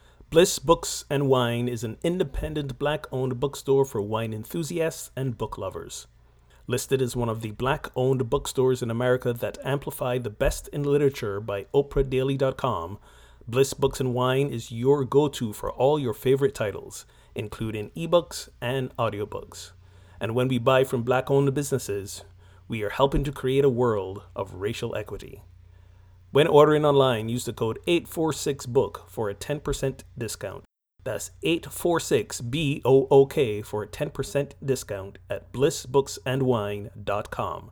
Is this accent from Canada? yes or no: no; Barbados; moved away; my home country, Barbados